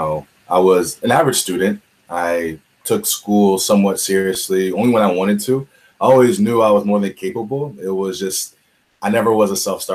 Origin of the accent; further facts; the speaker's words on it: Washington, District of Columbia, United States; moved away as an adult; I'm from Washington, D.C. originally, the DMV area.